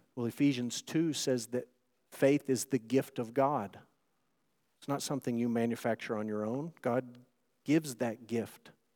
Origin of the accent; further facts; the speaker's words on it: Texas, United States; those of us who are proud to be Texans